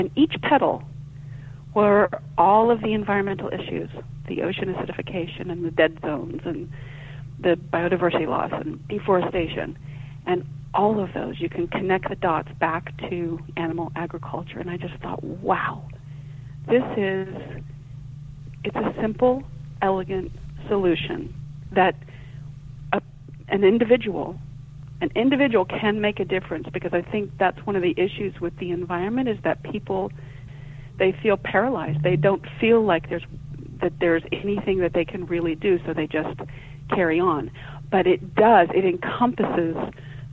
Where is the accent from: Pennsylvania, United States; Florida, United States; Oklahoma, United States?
Oklahoma, United States; growing up in Oklahoma, I can remember being down on our farm